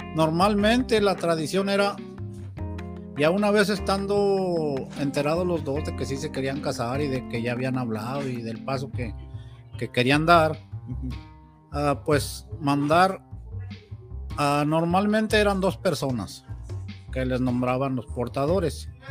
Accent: Mexico; como mexicanos

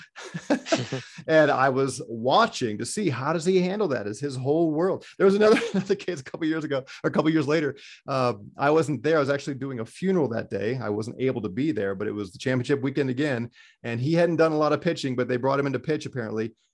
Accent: United States; as an American

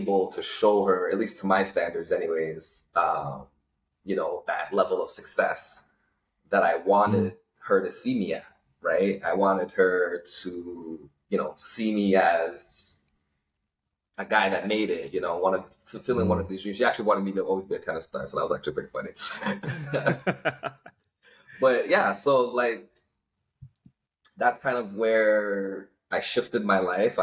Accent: Toronto, Ontario, Canada; also born or lived in Malvern; I was born and raised in Scarborough

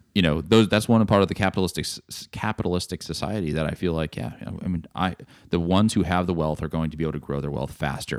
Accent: Texas, United States; as a Texan

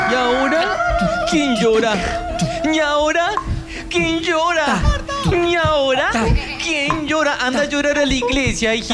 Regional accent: Santiago del Estero, Argentina; de Santiago, de Santiago del Estero.

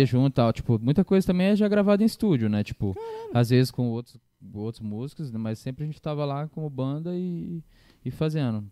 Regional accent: Campo Grande, Mato Grosso do Sul, Brazil; eu sou de Campo Grande

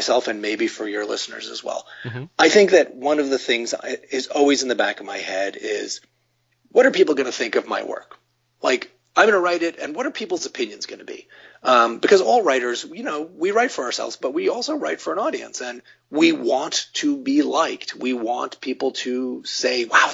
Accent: New York, United States; I grew up in New York

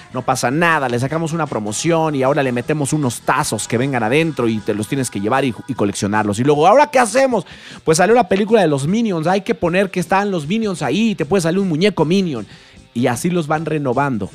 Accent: Mexico; en mi país, La Voz México

